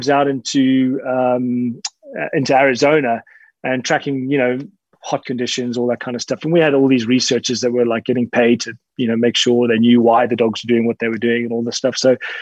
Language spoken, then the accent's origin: English; Zimbabwe; I was born and raised in Zimbabwe